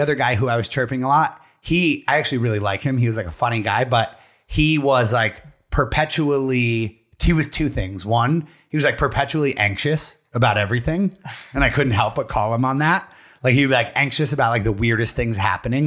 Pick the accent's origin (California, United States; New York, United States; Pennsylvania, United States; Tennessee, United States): Pennsylvania, United States; we're all from Pennsylvania or this immediate area.